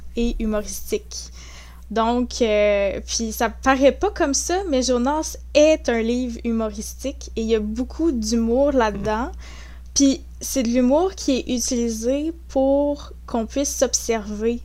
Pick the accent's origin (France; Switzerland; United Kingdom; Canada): Canada; Saint-Hyacinthe, Quebec; also born or lived in La Tuque, Mauricie / Gatineau; j'ai passé euh, une grande majorité de ma vie à Saint-Hyacinthe, en Montérégie. Donc, euh, j'ai côtoyé un petit peu Montréal, la rive sud, tout ça. Donc, j'ai grandi là en grande partie